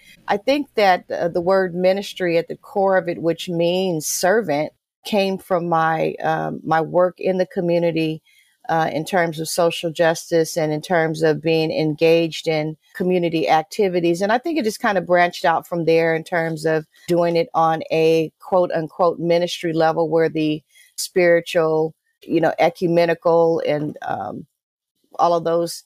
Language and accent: English; Oakland, California, United States; I'm originally from Oakland, California, raised right in the middle of all the good stuff